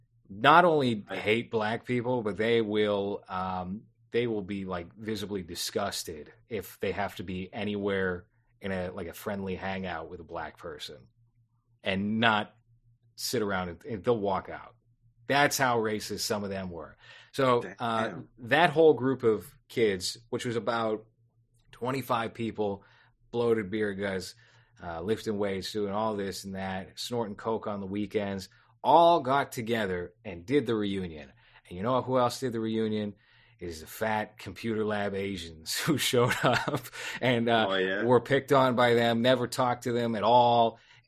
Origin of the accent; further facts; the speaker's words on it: Boston, Massachusetts, United States; also born or lived in Quincy; I grew up in South Boston, which is pretty diverse, even though it's mostly like Irish Catholic, but you still have like a pretty prominent Black community. And then I grew up in the projects of Quincy